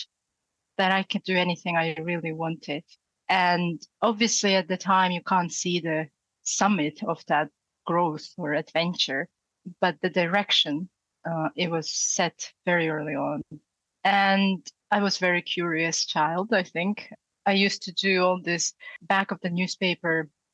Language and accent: English; Far East of Russia, Russia; English is a second language; moved away as an adult; also born or lived in Yakutsk, Russia / United States; now in Henley-on-Thames, United Kingdom; I grew up in far east of Russia.